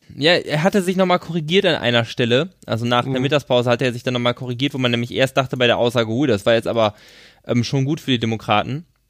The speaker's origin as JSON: {"language": "German", "town": "Schöppingen", "region": "North Rhine-Westphalia", "country": "Germany", "said": "es ist bei Ahaus, ist bei Schöpping, da wo ich herkomme"}